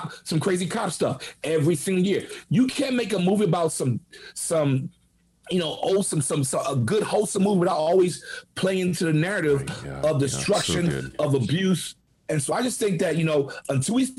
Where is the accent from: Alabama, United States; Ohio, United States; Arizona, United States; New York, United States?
New York, United States; New York City; moved away; I'm a kid from the Bronx, single mom.